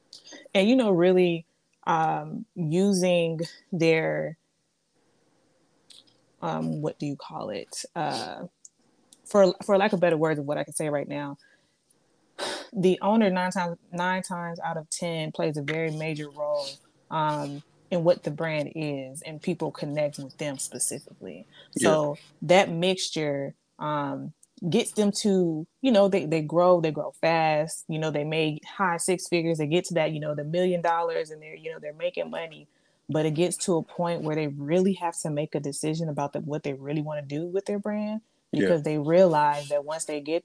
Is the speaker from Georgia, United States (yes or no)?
yes; Atlanta, Georgia, United States; also born or lived in Oklahoma / Germany / Louisiana; I was born in Oklahoma. I went and lived in Germany for a few years. I spent like the beginning of my formative years there, 3 years. Then we moved to Louisiana. And the last place that we ended up in was here in Atlanta.